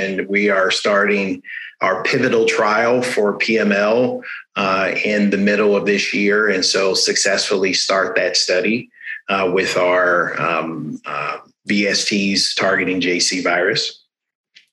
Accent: Los Angeles, California, United States; now in San Francisco, United States; I'm a Californian by birth and by current resident. Both Southern California, grew up in LA, currently live in San Francisco

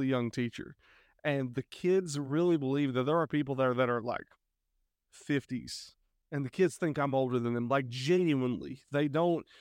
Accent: Eastern Kentucky, United States; moved away as an adult; we are originally from Eastern Kentucky

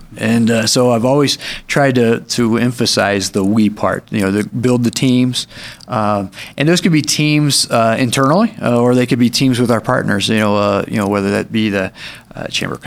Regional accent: Fishers, Indiana, United States; moved away as an adult; now in Oro Valley, United States; I grew up in the Indianapolis area, a town called Fishers, Indiana

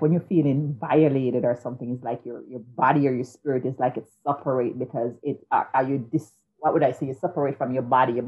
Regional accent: Jamaica; moved away; I grew up in Jamaica

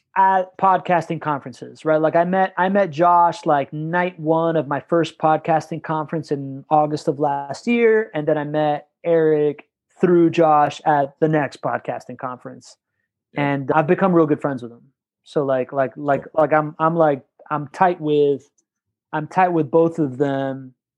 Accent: Miami, Florida, United States; growing up in Miami, I went to like I was like I was you know I'm Hispanic, I was raised Catholic

